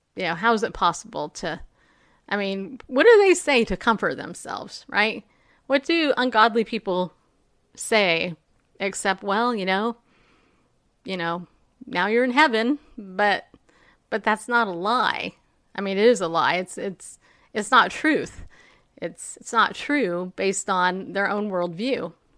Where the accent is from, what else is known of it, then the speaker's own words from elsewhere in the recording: New York, United States; I was born in New York